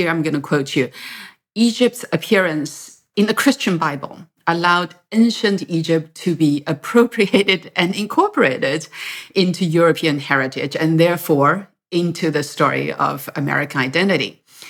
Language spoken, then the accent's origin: English; Yunnan, China; I'm from Yunnan.